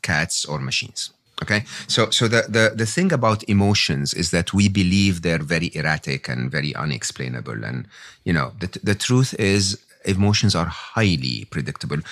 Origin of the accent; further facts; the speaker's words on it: Egypt; moved away; I was born and raised in Egypt